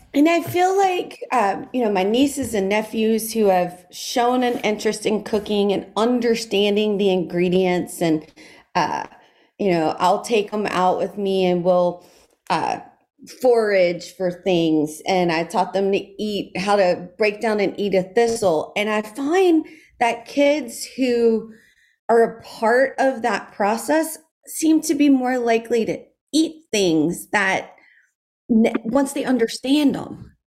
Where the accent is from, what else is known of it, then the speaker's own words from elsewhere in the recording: South Louisiana, United States; growing up in South Louisiana